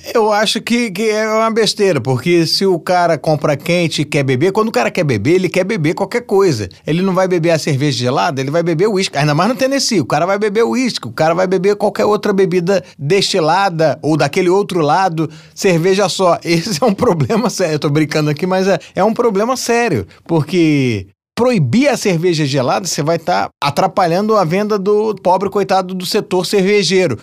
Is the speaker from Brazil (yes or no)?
yes; Brazil; a gente, como brasileiro, torce para que o Brasil apareça mais